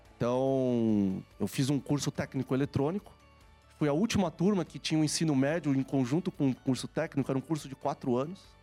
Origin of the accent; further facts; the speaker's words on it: São Paulo, Brazil; eu nasci aqui em São Paulo